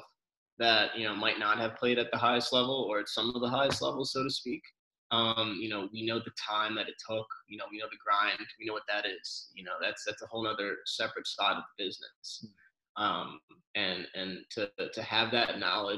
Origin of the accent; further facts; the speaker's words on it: New Jersey, United States; from New Jersey